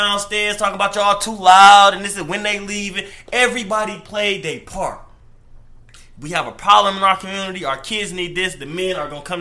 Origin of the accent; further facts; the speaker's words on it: Detroit, Michigan, United States; I'm from Joy Road, but, you know, Dearborn is right down the street